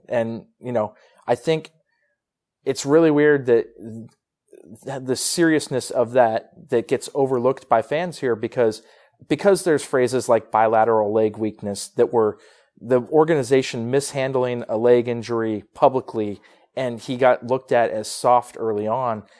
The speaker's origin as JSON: {"language": "English", "region": "Northern California", "country": "United States", "moved": "yes", "said": "I'm from Northern California"}